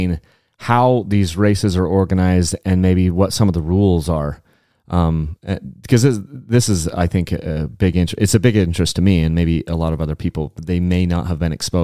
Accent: Utah, United States; I grew up in Utah

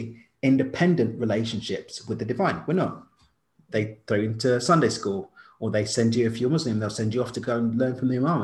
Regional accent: London, United Kingdom; now in Mexico; I grew up in East London. Now I live in Mexico, but I spent most of my time in Europe

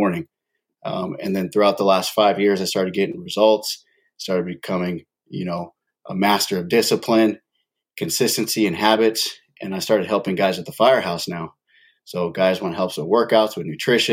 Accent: San Diego County, California, United States; I grew up in San Diego County, born and raised over on the West Coast

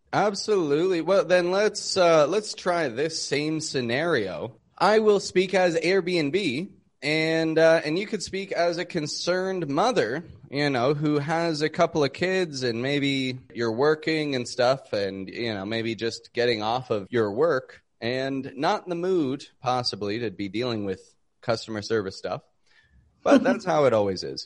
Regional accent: Toronto, Ontario, Canada; I'm from Toronto, Canada

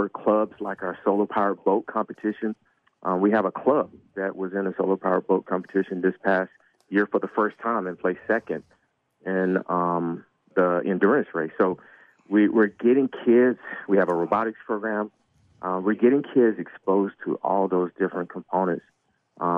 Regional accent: South Carolina, United States; moved away as an adult; now in California, United States; I'm from back east. I went to school in South Carolina. I'm from South Carolina, and I went into the Navy after high school

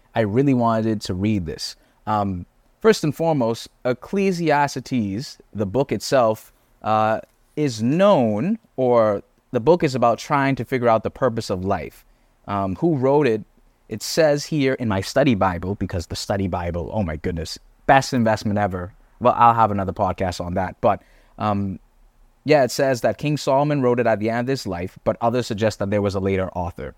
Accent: Bahamas; moved away as an adult; also born or lived in Canada; I'm not from Canada. I'm a Bahamian. I'm on student visa

